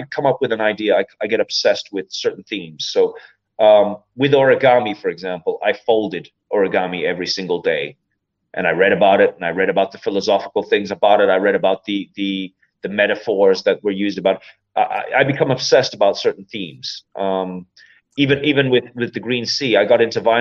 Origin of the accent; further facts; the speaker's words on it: County Meath, Ireland; I'm from County Meath